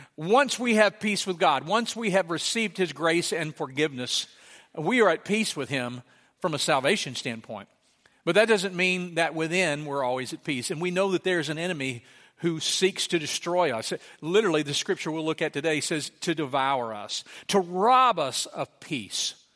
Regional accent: Sligo, Louisiana, United States; moved away; I grew up in Slagga, Louisiana

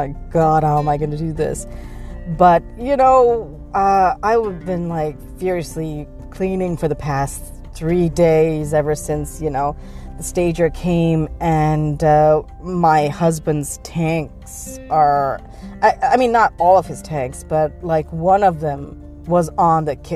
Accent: Pakistan; moved away; when I was growing up in Pakistan, what usually used to happen is that Fridays were generally recognized as half days

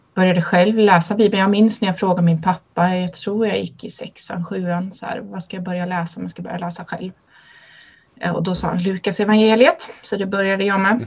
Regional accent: Kinna, Västra Götaland, Sweden; Jag är uppvuxen i Svenska kyrkan i Kinna i Göteborgs stift

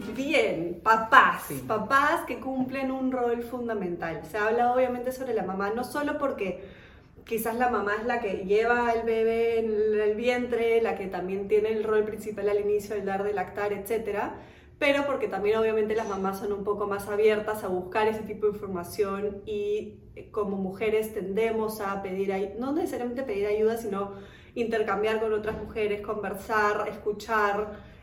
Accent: Germany; now in Peru; yo misma nací en Alemania

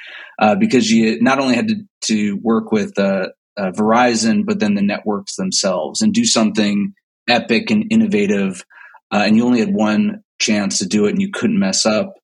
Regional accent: New Jersey, United States; moved away; also born or lived in Los Angeles / New York; I grew up in New Jersey. So I'm a Jersey kid

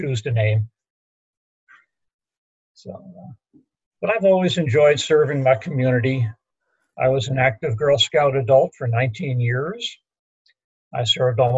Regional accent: Middletown, New Jersey, United States; moved away as an adult; also born or lived in Newark, New Jersey / Huntingdon, Pennsylvania; I was born in Newark, and we pronounce it properly, not the way that people in Delaware do, but I grew up in Middletown in Monmouth County, which is in central Jersey near the shore

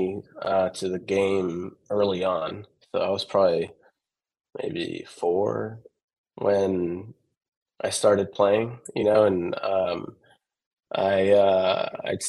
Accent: Austin, Texas, United States; I was born and raised in Austin.

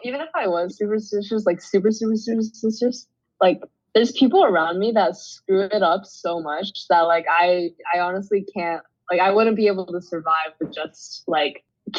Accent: Southern California, United States; I'm Asian. I grew up in SoCal.

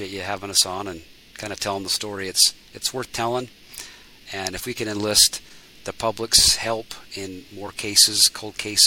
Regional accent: United States; as American citizens

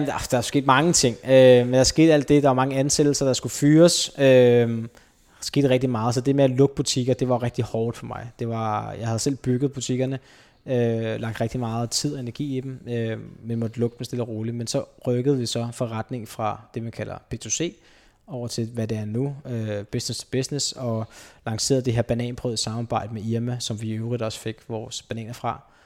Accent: Copenhagen, Capital Region of Denmark, Denmark; also born or lived in Gladsaxe; opvokset på Østerbro

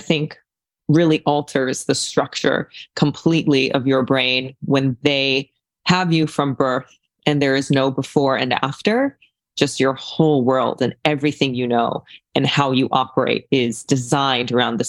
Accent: Japan; also born or lived in China; now in California, United States; So I was born in China and then I was raised in Japan because the cult I was in was international.

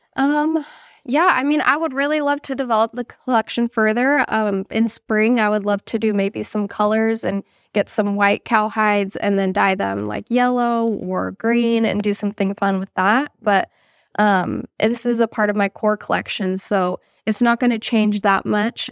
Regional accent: California, United States; I grew up in California

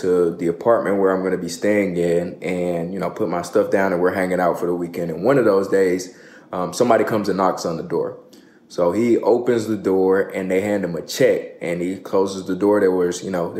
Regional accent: Atlanta, Georgia, United States; also born or lived in Orlando, Florida / Columbus, Ohio / Buffalo, New York; I'm from Atlanta, Georgia, originally from Orlando, was born in Orlando. I moved to Atlanta when I was 12

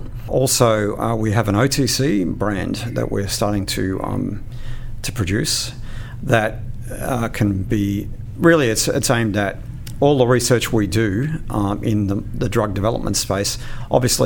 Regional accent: Queensland, Australia; I'm a Queenslander.

